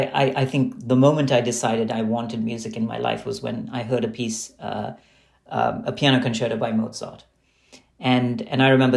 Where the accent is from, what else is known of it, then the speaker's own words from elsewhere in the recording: Dubai, United Arab Emirates; And what I loved about growing up in Dubai was that while I was actually studying in Western schools and taking Western music classes